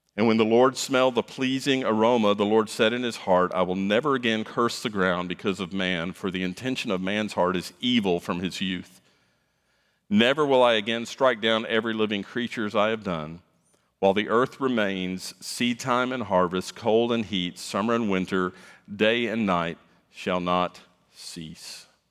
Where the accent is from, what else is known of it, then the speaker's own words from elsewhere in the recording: South Florida, United States; moved away; I grew up in South Florida